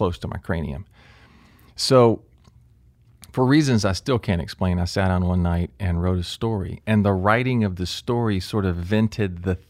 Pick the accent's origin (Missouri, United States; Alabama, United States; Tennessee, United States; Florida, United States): Florida, United States; Jacksonville; I grew up in Jacksonville.